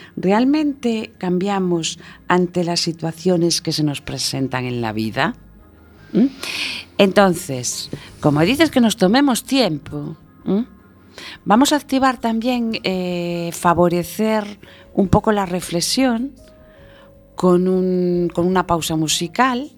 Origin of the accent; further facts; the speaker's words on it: Galicia, Spain; soy gallega